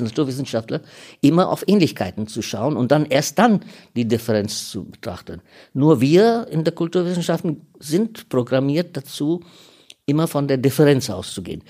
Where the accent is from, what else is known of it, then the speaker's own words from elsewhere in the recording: India; now in Germany; Ich bin teilweise Inder